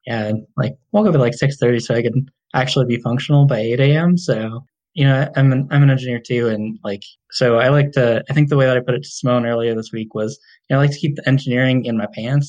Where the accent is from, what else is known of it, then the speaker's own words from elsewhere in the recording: Chino, California, United States; now in Fort Collins, United States; I grew up in uh, Chino, like East